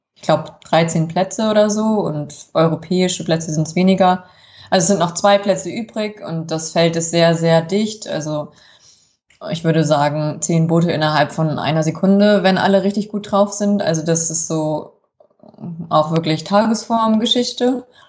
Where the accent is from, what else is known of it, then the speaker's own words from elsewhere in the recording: Kassel, Hesse, Germany; Ich bin in Kassel geboren und groß geworden.